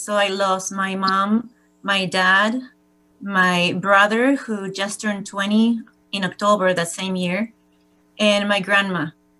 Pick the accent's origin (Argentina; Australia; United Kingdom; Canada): Argentina; moved away; I'm originally from Argentina.